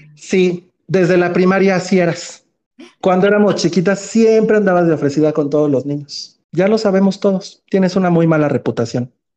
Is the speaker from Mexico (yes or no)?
yes; Mexico; como buen mexicano